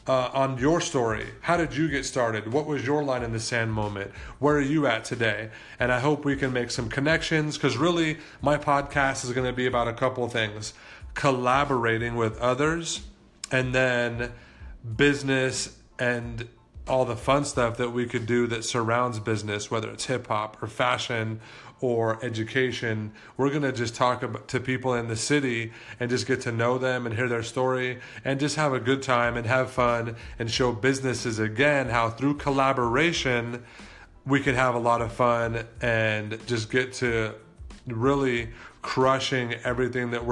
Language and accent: English; Las Vegas, Nevada, United States; I was born and raised here in Las Vegas